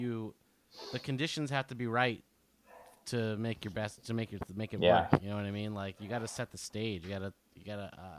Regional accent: Keyport, New Jersey, United States; I was alone for 3 months in an apartment in Keyport, New Jersey.

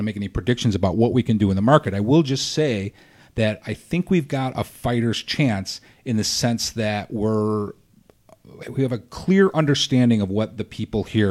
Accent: Midwest, United States; we are from the Midwest

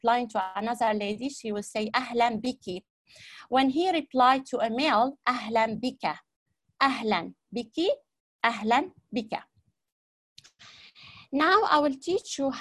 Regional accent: Aleppo, Aleppo Governorate, Syria; Ana min Surya. Ana min Surya

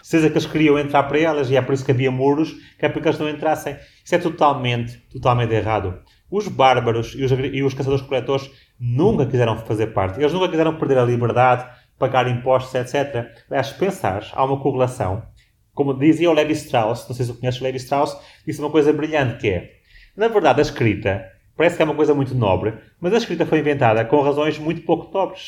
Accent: Portugal; moved away; also born or lived in Washington, United States; já nasci num país específico como em Portugal

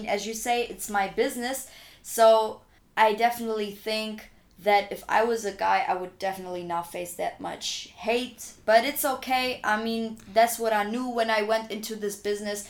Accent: Augsburg, Bavaria, Germany; also born or lived in Munich; I was born and raised in Augsburg

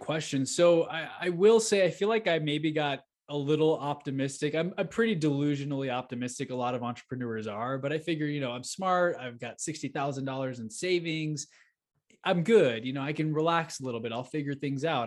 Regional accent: Houston, Texas, United States; moved away as an adult; now in Denver, United States; I grew up in Houston, Texas, and Sugarland area

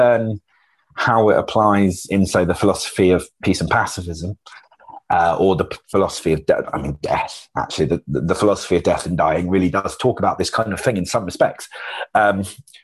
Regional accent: United Kingdom; we're a bit more mute as a British people

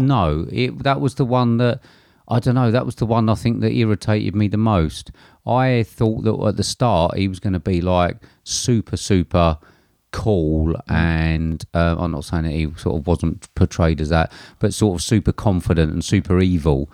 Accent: England, United Kingdom; as an Englishman

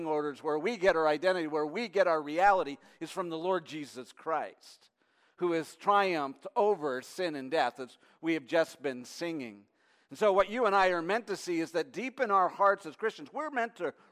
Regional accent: near Detroit, on the Canadian side, Ontario, Canada; now in United States; when I was a kid growing up, I lived near Detroit, Michigan, on the Canadian side.

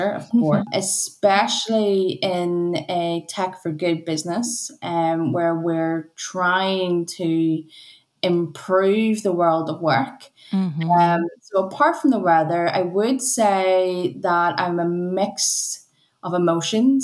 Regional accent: Northern Ireland, United Kingdom; going to an integrated secondary school, growing up in Northern Ireland.

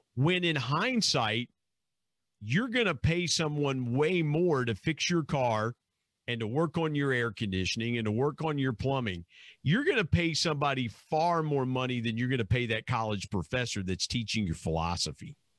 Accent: Southern Ohio, United States; where I grew up in Southern Ohio

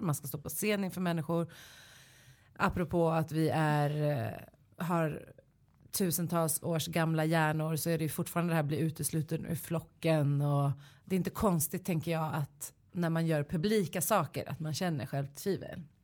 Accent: Stockholm, Stockholm County, Sweden; also born or lived in Solna; Jag är från Kista och Solna

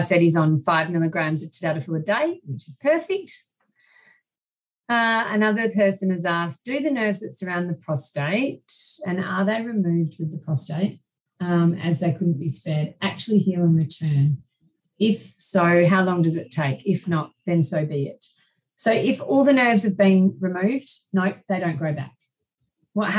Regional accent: Australia; I'm Australian

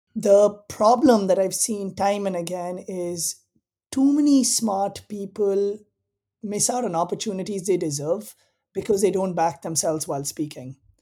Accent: India; moved away as an adult; also born or lived in Southern California, United States / East Africa; now in Bay Area, United States; I grew up in India. I came to the US for college

